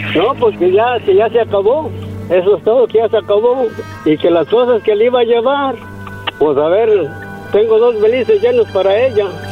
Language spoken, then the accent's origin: Spanish; San Miguel Zapotitlán, Jalisco, Mexico; de donde yo soy, de un rancho, cerca de Guadalajara